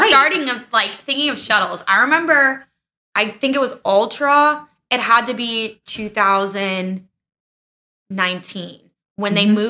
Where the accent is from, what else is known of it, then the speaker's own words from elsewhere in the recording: Gary, Indiana, United States; now in Florida, United States; I'm from Gary, Indiana.